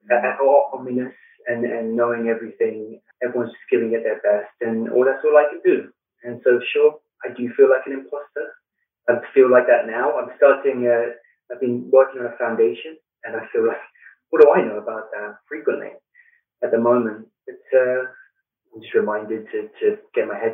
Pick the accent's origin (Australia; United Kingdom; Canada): United Kingdom; London; born or raised there; moved away as an adult; also born or lived in Flint, Michigan / Blue Ridge Mountains; now in United States